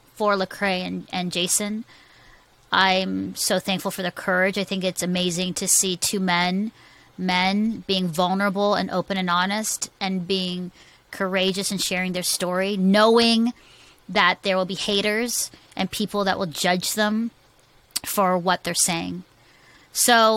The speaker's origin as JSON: {"language": "English", "country": "Philippines", "said": "I'm a Filipino woman"}